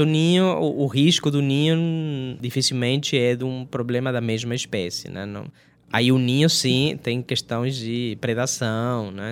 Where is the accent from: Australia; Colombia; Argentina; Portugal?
Argentina; Portuguese is a second language; moved away as an adult; also born or lived in Brazil; eu sou da Argentina, apesar de toda essa educação toda que eu tive no, no Brasil